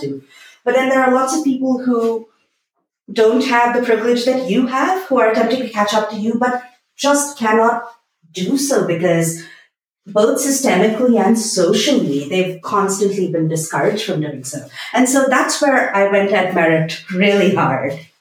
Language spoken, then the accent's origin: English; Bangalore, Karnataka, India; I am from Bangalore